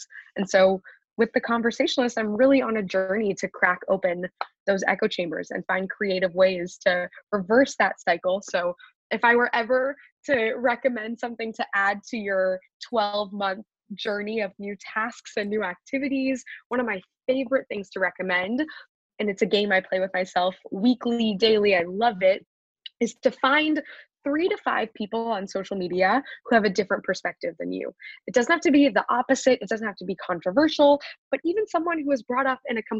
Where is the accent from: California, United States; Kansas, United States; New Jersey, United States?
Kansas, United States; Wichita; moved away as an adult; also born or lived in Philadelphia, Pennsylvania; now in New York, United States; I'm from Wichita, Kansas. I was the only Jewish student in my